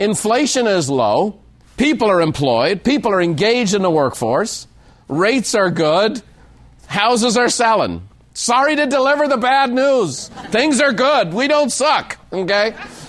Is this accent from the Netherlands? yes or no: no; Ireland; now in United States; that's why today you need to know I'm an Irishman. I'm a proud American by choice.